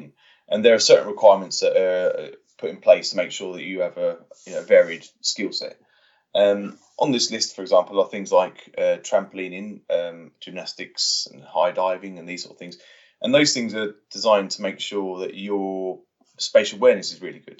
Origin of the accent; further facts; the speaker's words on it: Watford, East of England, United Kingdom; I grew up in Watford